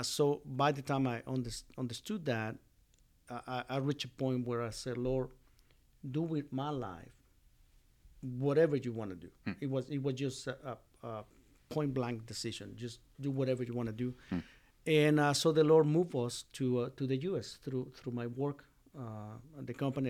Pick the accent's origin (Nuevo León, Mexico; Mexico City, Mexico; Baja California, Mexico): Mexico City, Mexico; English is a second language; moved away as an adult; now in Winchester, United States; I was born in Mexico City. And grew up in Mexico City, got married in Mexico City, and so my life was in Mexico, in Spanish.